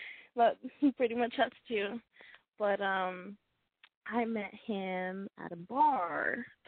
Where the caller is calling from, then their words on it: Los Angeles, California, United States; I'm 21, and I'm calling from the Los Angeles area